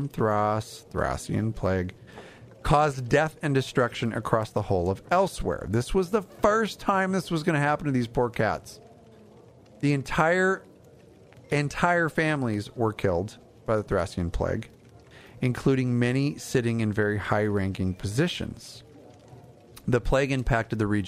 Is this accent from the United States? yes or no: yes; California, United States; I'm from California.